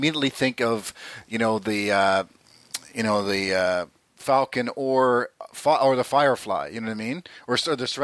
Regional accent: Southern Ontario, Canada; I grew up in Southern Ontario.

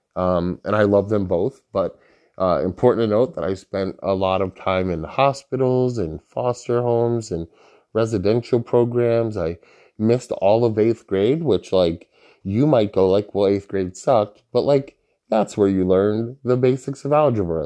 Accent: Holyoke, Massachusetts, United States; I'm from Holyoke

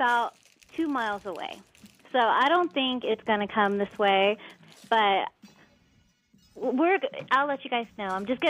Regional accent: Southern California, United States; I grew up in Southern California. There's fires every year

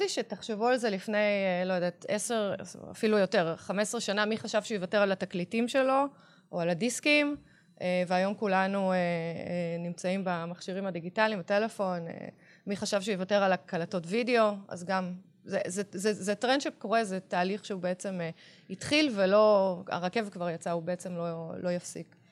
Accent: Tel Aviv, Tel Aviv District, Israel; גדלתי בעיר, נולדתי בתל

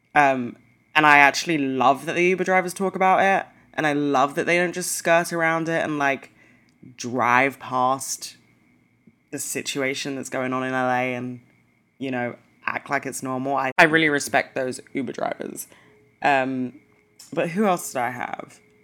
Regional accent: London, United Kingdom; I'm from London

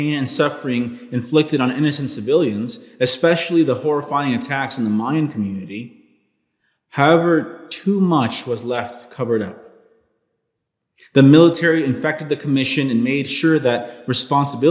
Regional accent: Los Angeles, California, United States; I was born in 1985 in Los Angeles, California

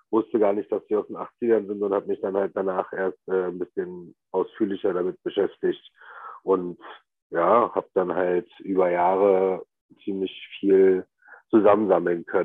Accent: the East, eastern Germany, Germany; Wir kommen ja beide aus dem Osten.

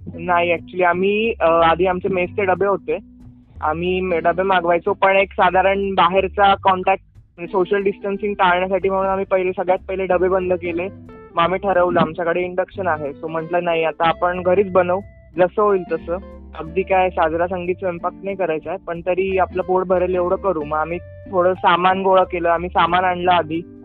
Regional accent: Dhule, Maharashtra, India; मी proper धुळ्याचा खानदेशचा

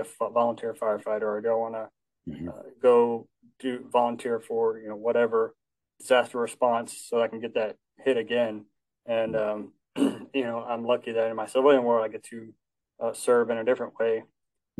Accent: Alaska, United States; I come from Alaska, so lots of mountains up there

